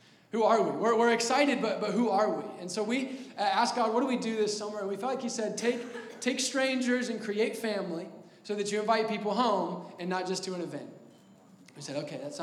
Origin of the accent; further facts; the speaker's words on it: Indianapolis, Indiana, United States; also born or lived in Texas; Born and raised here in the Castleton, Indianapolis area